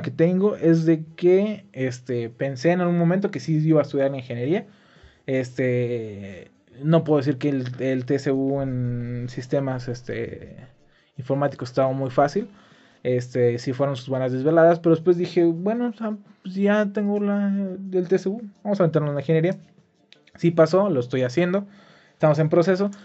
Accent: Dolores Hidalgo, Guanajuato, Mexico; yo iba a salir de mi pueblo, güey. Cosa que sí pasó, solo fue por cuatro meses, regresé a mi pueblo. Pero como te digo, ¿cómo dejar el hermoso Dolores

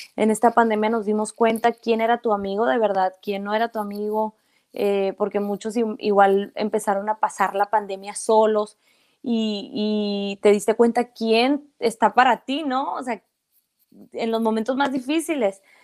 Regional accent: Mexico; soy una mujer mexicana que creció en México, que habla mexicano, su familia es mexicana

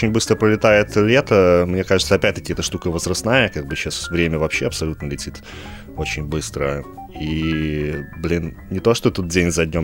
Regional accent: Vitebsk, Vitebsk Region, Belarus

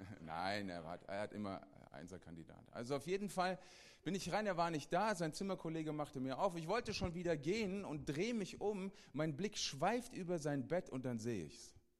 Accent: Hesse, Germany; ich bin ein Hesse. Ist okay. Und ich bin zur Hälfte Mazedonier.

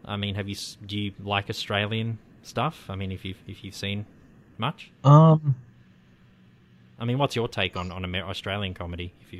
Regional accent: United States; obviously I'm an American, you know, growing up, you know, with Star Wars coming out and then Seinfeld coming out.

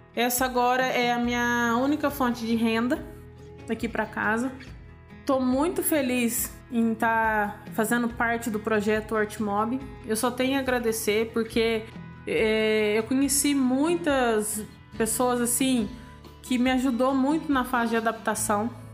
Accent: Poços de Caldas, Minas Gerais, Brazil; moved away as an adult; now in Poço Fundo, Brazil; Sou de Poços de Caldas, Minas Gerais, mas atualmente eu moro no bairro Lambari, no sítio Vieira

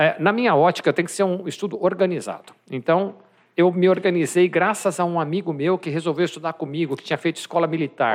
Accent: São Paulo, Brazil; also born or lived in Campinas; sou de São Paulo, mas fui estudar em Campinas

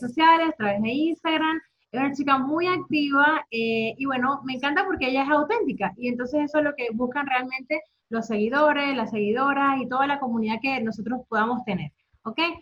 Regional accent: Venezuela; now in Netherlands; yo soy venezolana y me encuentro en Países Bajos

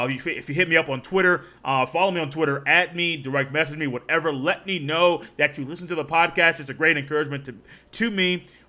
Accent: Indiana, United States; Let's go ahead and take a trip to the Bay, because I'm from Indiana.

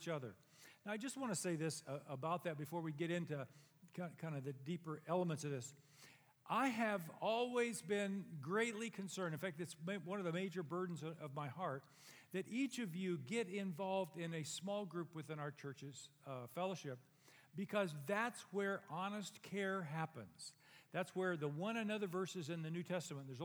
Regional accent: Dos Palos, California, United States; the church I was raised in Dos Palos

